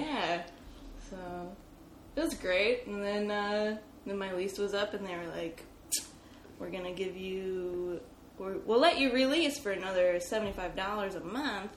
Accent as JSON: {"language": "English", "region": "Northwest Indiana", "country": "United States", "moved": "as an adult", "lives_now": "Chicago, United States", "said": "I'm from Northwest Indiana"}